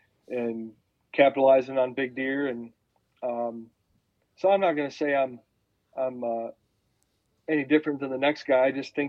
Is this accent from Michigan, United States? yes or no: yes; Coldwater, Michigan, United States; now in Indiana, United States; I grew up around Southern Michigan, Coldwater, Bronson, Union City, Burlington area.